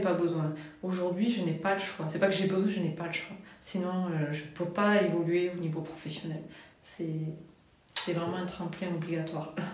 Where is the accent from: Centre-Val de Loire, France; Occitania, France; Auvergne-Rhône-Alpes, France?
Occitania, France; Toulouse; je viens de Toulouse